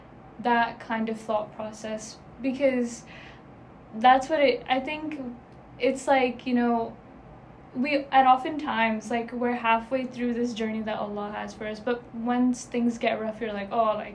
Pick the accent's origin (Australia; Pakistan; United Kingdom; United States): Pakistan; And also, because I'm Pakistani, a big part of our culture is also our religion.